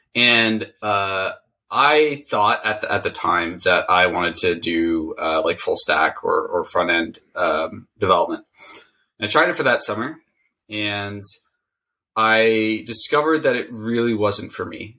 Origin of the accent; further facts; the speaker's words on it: Silicon Valley, California, United States; I grew up in Silicon Valley